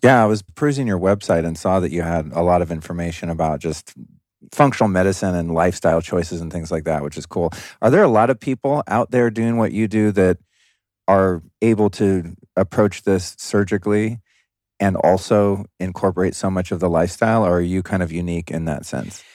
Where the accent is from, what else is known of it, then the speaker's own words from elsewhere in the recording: Los Angeles, California, United States; moved away as an adult; now in Texas, United States; my original home city of Los Angeles